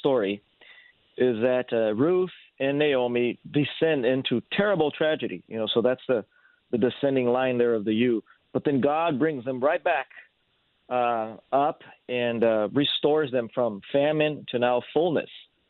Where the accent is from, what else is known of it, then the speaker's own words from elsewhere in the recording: São Paulo, Brazil; first language Portuguese; English is a second language; moved away as an adult; also born or lived in Rio de Janeiro, Brazil / San Diego, California; now in Salem, United States; I was born in Rio, but I grew up in Sao Paulo until I was 19 years old. Then I moved to San Diego, California after